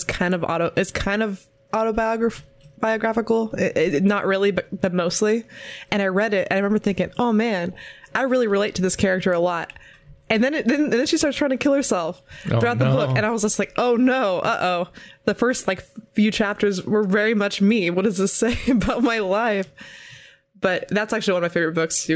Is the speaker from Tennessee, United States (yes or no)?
no; California, United States; I'm from California. I am me. I live here